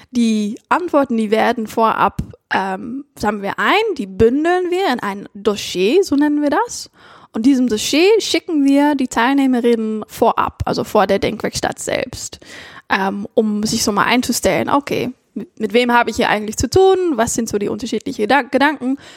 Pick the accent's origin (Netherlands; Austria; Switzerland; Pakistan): Netherlands; ich natürlich spezifisch noch als Niederländerin, das war ganz interessant